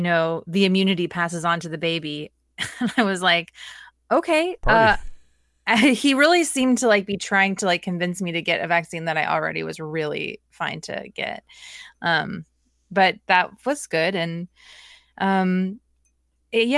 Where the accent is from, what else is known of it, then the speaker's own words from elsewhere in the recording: Portland, Oregon, United States; I grew up in Portland, Oregon